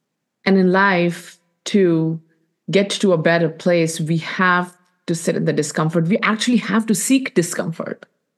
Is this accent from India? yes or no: yes; India; You know, as women, and more specifically as Indian women, we do things to make other people happy, to give to other people.